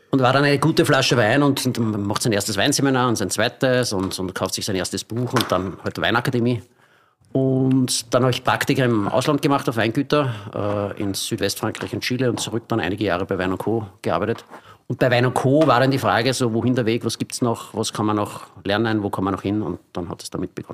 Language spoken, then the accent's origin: German; Austria; bei uns in Österreich ist Domäne relativ frei und auch europaweit.